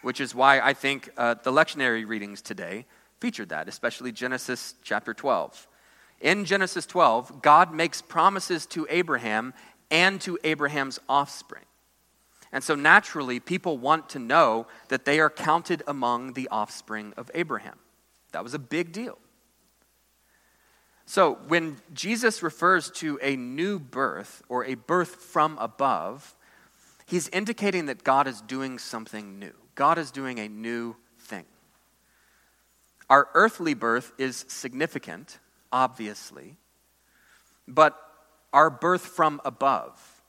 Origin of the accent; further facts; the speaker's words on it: United States; American Christians